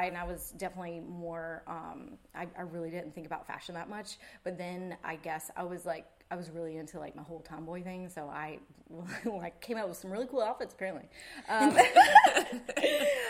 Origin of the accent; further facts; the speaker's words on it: Wrightsville Beach, North Carolina, United States; moved away; also born or lived in California; I grew up in Wrightsville Beach